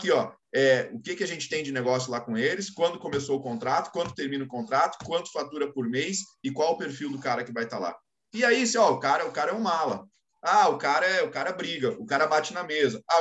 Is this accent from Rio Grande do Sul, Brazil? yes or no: yes; Rio Grande do Sul, Brazil; accent: gaúcho; also born or lived in São Paulo; de novo há um ano e pouco aqui, voltou um pouco de sotaque gaúcho aqui, mas eu não tinha nem, nem o sotaque mais